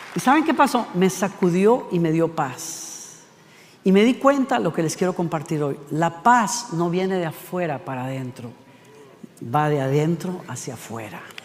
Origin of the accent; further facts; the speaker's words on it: Costa Rica; Ticos somos los costarricenses